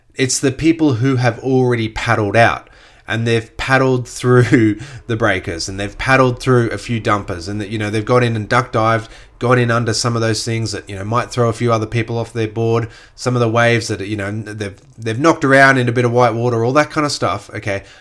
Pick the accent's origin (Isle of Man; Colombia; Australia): Australia; Gold Coast, Queensland; I grew up on the Gold Coast when there was that huge growth of the Gold Coast during the sort of late eighties, early nineties